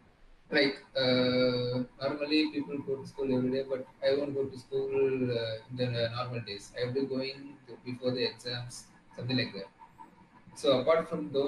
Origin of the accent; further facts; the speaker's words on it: Tamil Nadu, India; I came all the way from Tamil Nadu